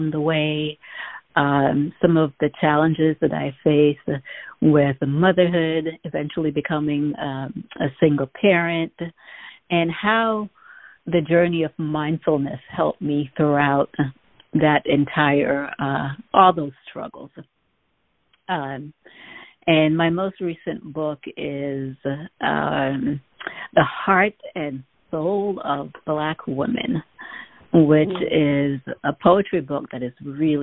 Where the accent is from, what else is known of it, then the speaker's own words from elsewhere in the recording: Jamaica; moved away; When I was growing up in Jamaica, I was that quiet child, almost voiceless